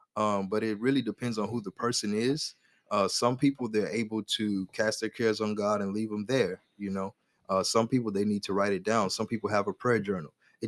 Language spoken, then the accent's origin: English; the South, United States; My family, we're from the South. So we eat pork chops all the time.